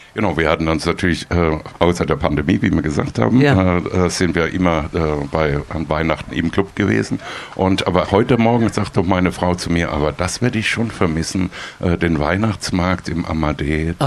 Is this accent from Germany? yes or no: yes; Heidelberg, Baden-Württemberg, Germany; also born or lived in Austria; now in Freiburg, Germany; ich komme ja ursprünglich aus Heidelberg